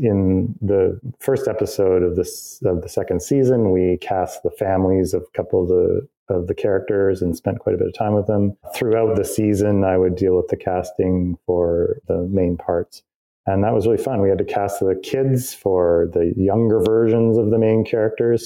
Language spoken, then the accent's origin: English; Canada; I'm a Canadian and I built my career in Canada